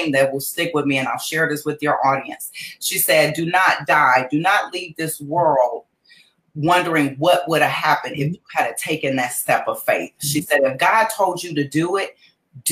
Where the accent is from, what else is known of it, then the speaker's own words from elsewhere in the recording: Cleveland, Ohio, United States; moved away as an adult; also born or lived in Atlanta, Georgia; I was born and raised in Cleveland, Ohio. I'm actually back in Cleveland, Ohio now. But I started my business in Atlanta, Georgia